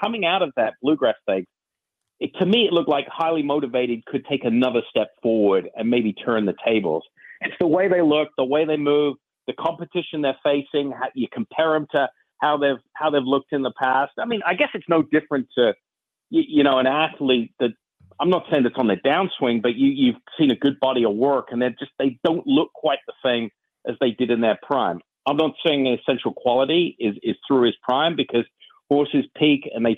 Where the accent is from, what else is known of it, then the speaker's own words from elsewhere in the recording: England, United Kingdom; now in United States; I was born and raised in England. I've lived in the States 20, 25 years.